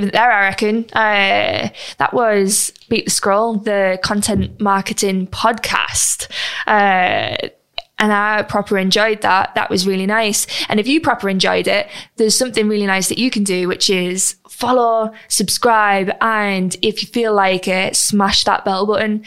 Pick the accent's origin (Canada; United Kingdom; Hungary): United Kingdom; We're British.